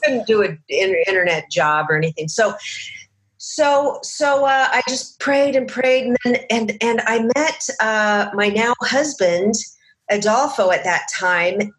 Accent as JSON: {"language": "English", "town": "Seattle", "region": "Washington", "country": "United States", "tie": "born or raised there", "also_born_or_lived": "Chicago", "moved": "as an adult", "lives_now": "Los Angeles, United States", "said": "I came down to LA from Seattle, where I grew up"}